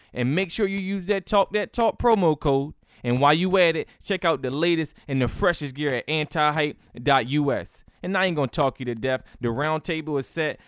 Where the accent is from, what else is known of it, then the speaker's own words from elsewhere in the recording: Cambridge, Maryland, United States; a city where I'm from as well.